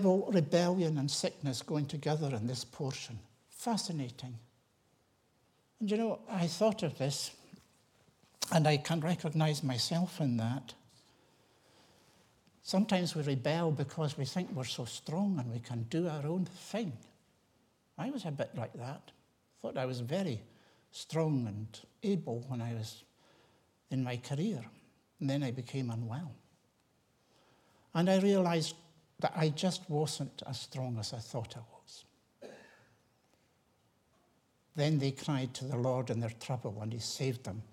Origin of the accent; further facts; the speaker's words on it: Tiree, Scotland, United Kingdom; I was that wee boy growing up in Tyree